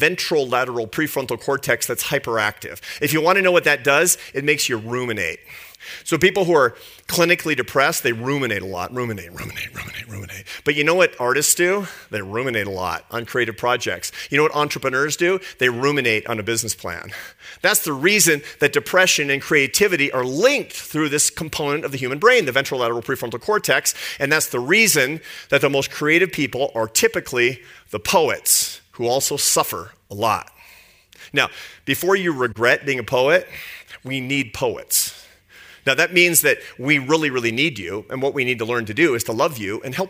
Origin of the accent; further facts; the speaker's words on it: Seattle, Washington, United States; I grew up in Seattle, in a lower middle class neighborhood in Seattle